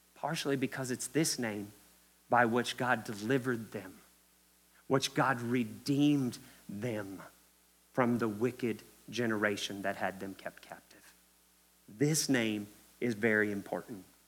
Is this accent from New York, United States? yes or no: no; Kentucky, United States; I'm from Kentucky. That's why I say y'all a lot